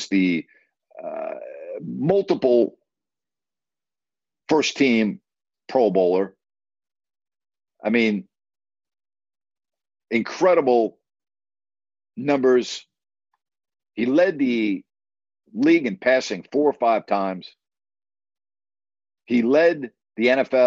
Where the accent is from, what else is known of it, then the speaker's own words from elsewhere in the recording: New York, United States; a kid growing up in New York with season tickets for the Jets and the Giants